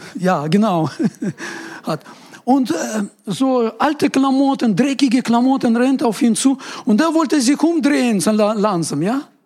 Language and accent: German; Ural Mountains, Russia; German is a second language; now in Germany; Ich komme aus Uralgebirge, das ist äh, Grenze Europa, Asien. Das ist so etwa Mitte in Russland.